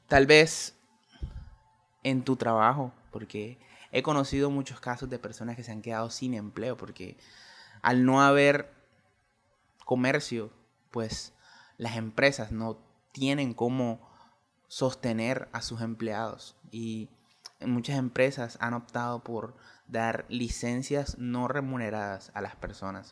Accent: Colombia; en mi país Colombia

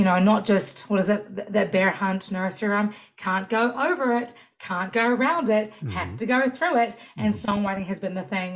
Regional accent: New Zealand; moved away as an adult; now in United States; New Zealand, where I'm from

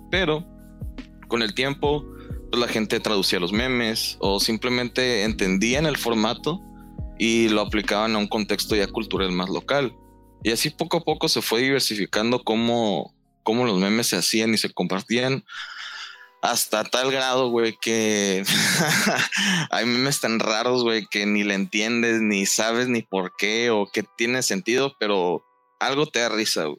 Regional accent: northern Mexico, Mexico; yo soy de acá del norte

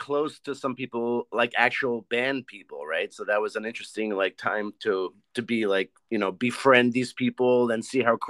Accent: Israel; moved away; You know, I grew up in Israel

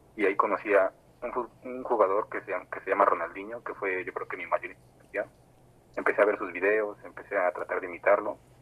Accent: State of Mexico, Mexico; soy este, un freestyler del Estado de México

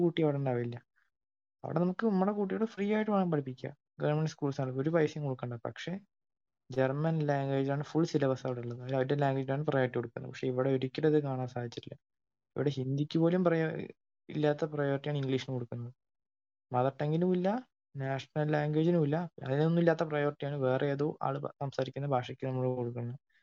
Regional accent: Kerala, India; ഞാൻ കേരളത്തിലാണ് ജനിച്ചതും വളർന്നതും

